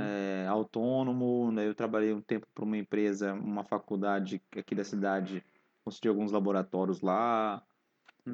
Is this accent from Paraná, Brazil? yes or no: yes; Londrina, Paraná, Brazil; nasci na presbiteriana independente, aqui em Londrina mesmo